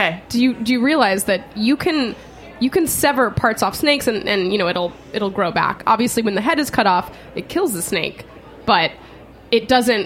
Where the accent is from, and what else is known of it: Phoenix, Arizona, United States; born or raised there; now in New York, United States